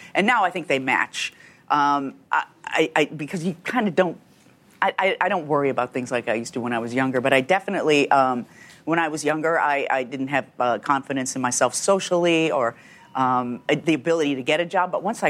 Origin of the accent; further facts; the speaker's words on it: Chicago, Illinois, United States; The south side of Chicago in a suburb.